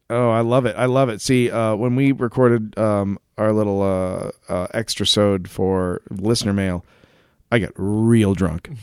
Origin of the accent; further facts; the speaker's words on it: United States; we're American